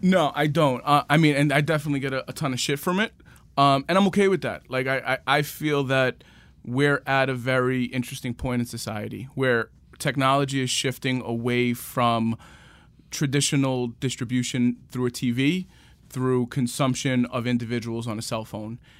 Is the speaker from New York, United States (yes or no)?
yes; New York City, New York, United States; I'm from Queens. Born and raised, my parents still live in the same house I grew up in, in Rego Park.